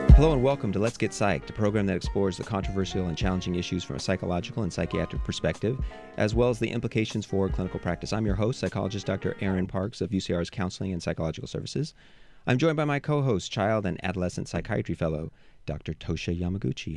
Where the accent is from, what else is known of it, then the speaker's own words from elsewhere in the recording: United States; I was raised in the United States